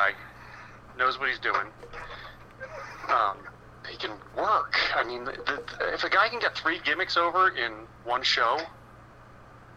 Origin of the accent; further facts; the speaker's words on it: Philadelphia, Pennsylvania, United States; we're from Philadelphia